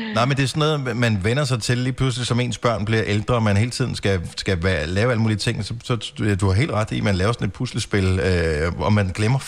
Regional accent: Denmark; som dansker

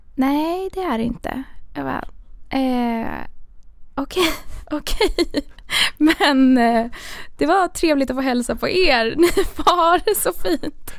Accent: Stockholm, Stockholm County, Sweden; jag är uppväxt i, i Stockholm, ganska centralt

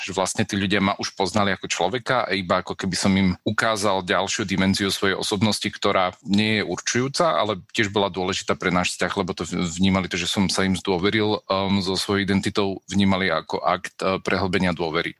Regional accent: Spišská Nová Ves, Košice Region, Slovakia; ja som tiež pochádzam zo Spišskej

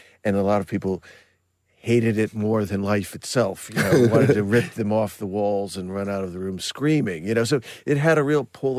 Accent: Burbank, California, United States; The artwork was something I grew up with in Burbank.

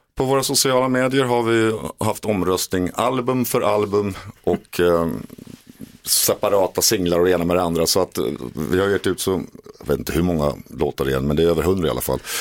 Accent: Åkersberga, Stockholm County, Sweden; när jag var ung pojke i Åkersberga och satt i mitt pojkrum och skrev låtar

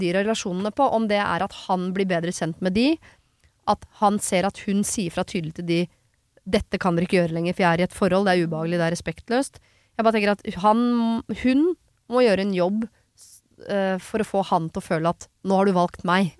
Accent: Oslo, Norway; moved away as an adult; now in Son, Norway; jeg kommer fra Oslo, stor by.

